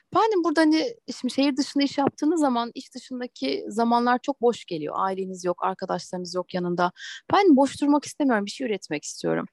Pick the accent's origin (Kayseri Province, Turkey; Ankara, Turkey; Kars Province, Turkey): Ankara, Turkey; moved away as an adult; also born or lived in Eskişehir; now in Istanbul, Turkey; Ben Ankaralıyım. Eskişehir'de okudum. Üniversite bitince de İstanbul'a geldim.